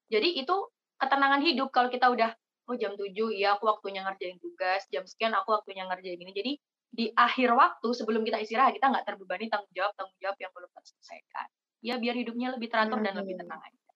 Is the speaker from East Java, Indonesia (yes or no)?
yes; Jember, East Java, Indonesia; Aku asli Jember tapi kuliah di Probolinggo dan ikut Genbi Malang.